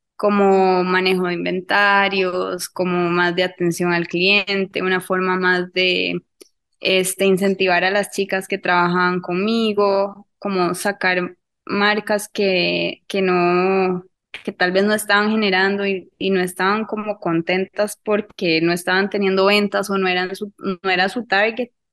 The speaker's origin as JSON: {"language": "Spanish", "region": "Cartago", "country": "Costa Rica", "said": "yo soy de Cartago, entonces es una pizzería de acá de Cartago"}